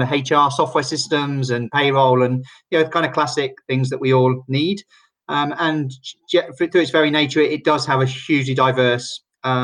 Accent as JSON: {"language": "English", "town": "Oxford", "region": "South East England", "country": "United Kingdom", "moved": "as an adult", "lives_now": "Barcelona, Spain", "said": "Originally, I'm from Oxford in England, where I both studied and started my early career"}